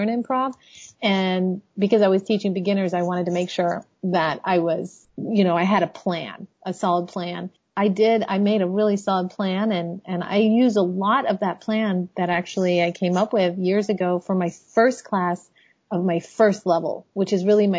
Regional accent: Miami, Florida, United States; also born or lived in Chicago; now in Washington, D.C., United States; I grew up in Miami

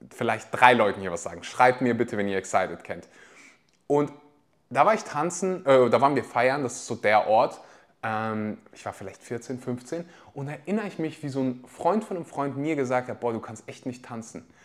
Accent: Weeze, North Rhine-Westphalia, Germany; Also ich komme aus dem Dorf, das heißt Weze.

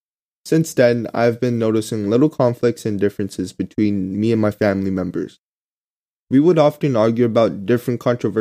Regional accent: Vietnam; Growing up in Vietnam, I never really had a chance to learn and experience the authentic Korean culture other than from my parents.

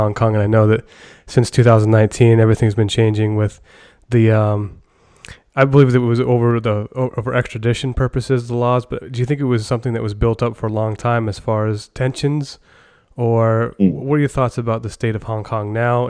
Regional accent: United States; as an American

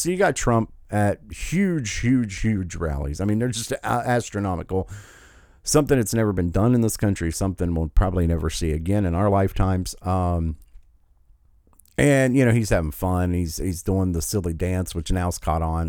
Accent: United States; I've been privileged enough to be born in this country

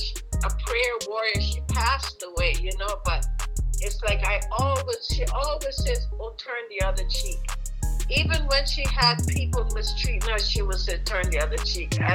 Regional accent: Cayman Islands; moved away; I know my accent happens to come in there every now and again, you know, because I am from the Cayman Islands, but I've been living here for over 45 years

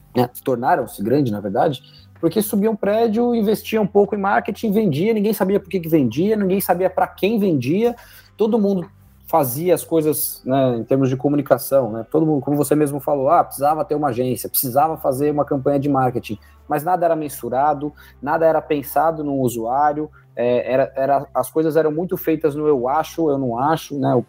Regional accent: São José dos Campos, São Paulo, Brazil; moved away; also born or lived in Jacareí; eu sou de São José dos Campos, né? na verdade eu nasci em Jacareí, é, cresci em São José, fui para São Paulo

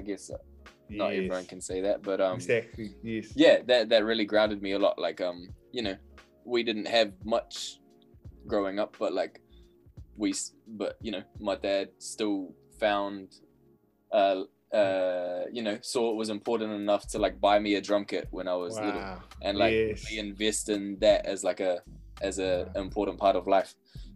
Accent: Wellington, New Zealand; Brooklyn. Yeah. Brooklyn, Wellington.

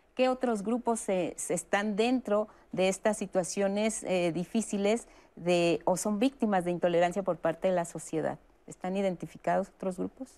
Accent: Mexico; somos los mexicanos

